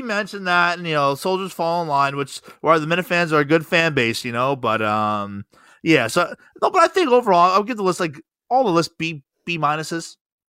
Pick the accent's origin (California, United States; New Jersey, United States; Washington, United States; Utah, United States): New Jersey, United States; I never listened to, you know, WEEI growing up in New Jersey.